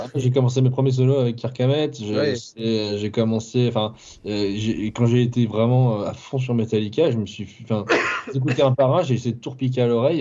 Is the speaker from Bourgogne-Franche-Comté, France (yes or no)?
no; Ville-d'Avray, Île-de-France, France; also born or lived in Clamart; je, suis né à Clamart et j'ai grandi à Ville d'Avray, donc. Euh, enfin, c'est, c'est entre Sèvres et Versailles